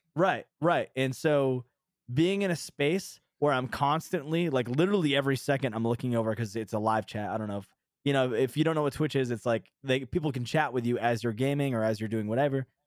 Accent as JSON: {"language": "English", "region": "New Hampshire", "country": "United States", "moved": "yes", "said": "I'm from New Hampshire"}